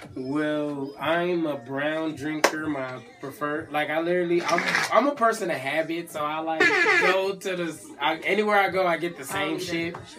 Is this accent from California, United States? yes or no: yes; California, United States; now in Atlanta, United States; California, like the West Coast, we got a dry heat